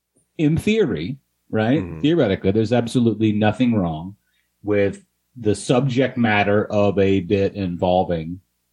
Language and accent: English; the South, United States; I was from the South